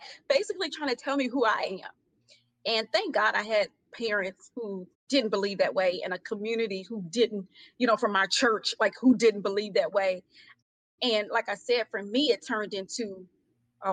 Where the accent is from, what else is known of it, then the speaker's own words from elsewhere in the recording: Houston, Texas, United States; also born or lived in Atlanta, Georgia; I'm from Houston, Texas